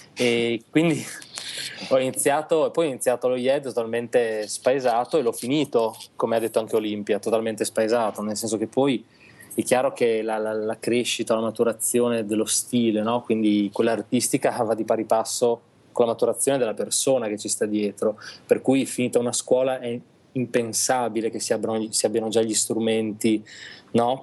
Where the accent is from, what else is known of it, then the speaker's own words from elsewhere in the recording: Reggio Emilia, Emilia-Romagna, Italy; now in Milan, Italy; Siamo nati tutti, è vero, tutti e due a Reggio Emilia